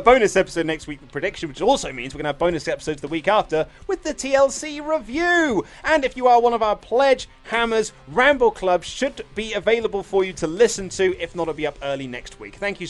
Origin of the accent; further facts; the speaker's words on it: Australia; I'm from Australia, mate.